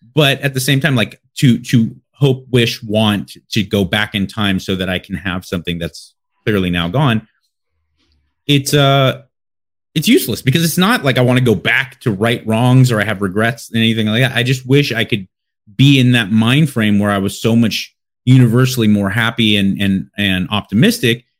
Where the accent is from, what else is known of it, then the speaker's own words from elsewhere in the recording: Los Angeles, California, United States; I'm from Los Angeles, born and raised